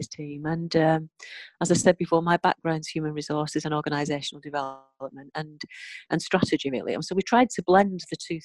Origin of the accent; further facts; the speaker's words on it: Bolton, North West England, United Kingdom; It's my hometown and I love Bolton